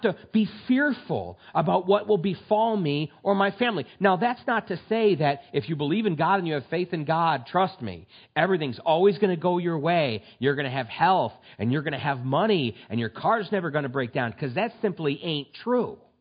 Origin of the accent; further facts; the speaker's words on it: United States; We are so privileged in this country